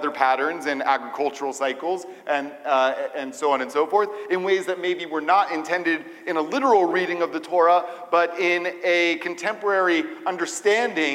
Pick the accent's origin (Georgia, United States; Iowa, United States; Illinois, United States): Georgia, United States; Atlanta; moved away; also born or lived in Israel; growing up in Atlanta